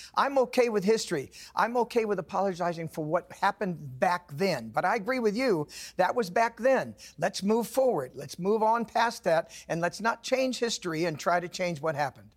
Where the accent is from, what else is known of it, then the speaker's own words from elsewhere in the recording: California, United States; also born or lived in Nevada; now in the South, United States; I was born in California, spent 20 years in Nevada. I live in the South now